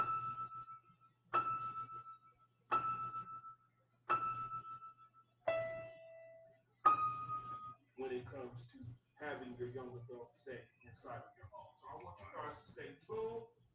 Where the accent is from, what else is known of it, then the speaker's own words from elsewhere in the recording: United States; I'm an American.